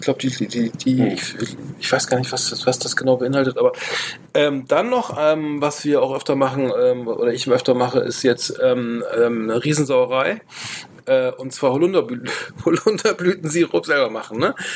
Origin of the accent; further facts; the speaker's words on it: Bremen, Germany; ich komme aus Bremen